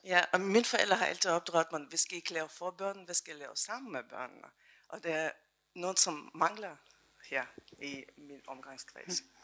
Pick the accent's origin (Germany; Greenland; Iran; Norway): Germany; Danish is a second language; also born or lived in Eastern Europe; now in Denmark; Jeg kommer selv fra Tyskland, men har boet mange år i Danmark